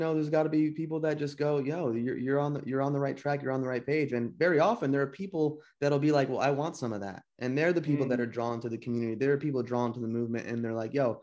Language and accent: English; New Jersey, United States; also born or lived in Santa Monica; now in Topanga, United States; I'm from Jersey, dude. New Jersey